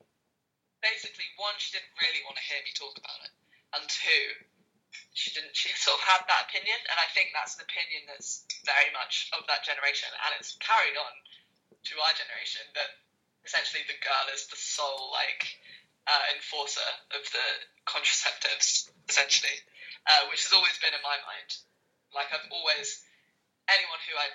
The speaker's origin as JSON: {"language": "English", "town": "Peterborough", "region": "East of England", "country": "United Kingdom", "tie": "born or raised there", "said": "I got back to Peterborough, my hometown"}